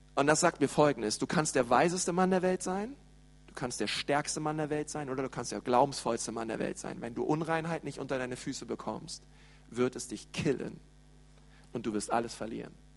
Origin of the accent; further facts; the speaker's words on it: Berlin, Germany; ich bin in Berlin aufgewachsen